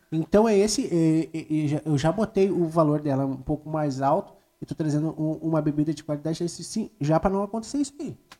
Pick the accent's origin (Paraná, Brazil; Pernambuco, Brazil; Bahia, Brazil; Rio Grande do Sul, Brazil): Rio Grande do Sul, Brazil; Gravataí; also born or lived in Cachoeirinha; Eu me criei em Gravataí, em Cachoeirinha